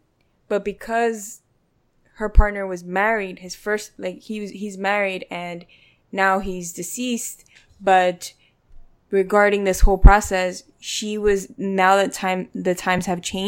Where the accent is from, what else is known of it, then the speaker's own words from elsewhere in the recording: Colombia; born there; My parents, when I was born in Colombia, they cohabitated.